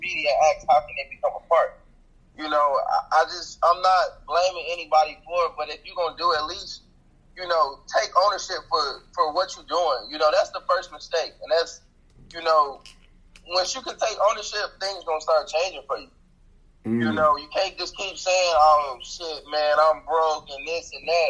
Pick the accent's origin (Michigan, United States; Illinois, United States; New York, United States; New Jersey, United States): Illinois, United States; Chicago; moved away; I'm originally from Chicago